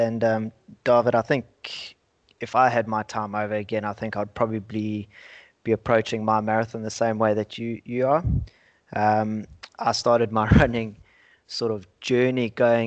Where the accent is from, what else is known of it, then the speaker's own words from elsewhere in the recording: South Africa; moved away as an adult; now in Australia; I grew up in South Africa.